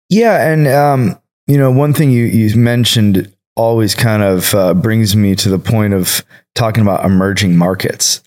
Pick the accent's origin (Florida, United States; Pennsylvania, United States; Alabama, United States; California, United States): California, United States; Bay Area; moved away as an adult; now in Colorado, United States; I grew up in the Bay Area